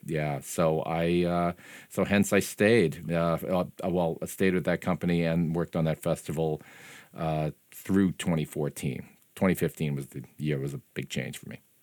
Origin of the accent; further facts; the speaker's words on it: Lowell, Massachusetts, United States; moved away; I'm from Lowell